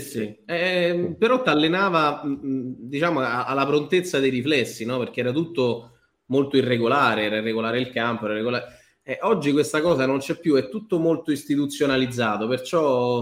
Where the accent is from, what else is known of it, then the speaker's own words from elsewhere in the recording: Abruzzo, Italy; moved away; sono andato su al paese in Abruzzo da me con, con mio padre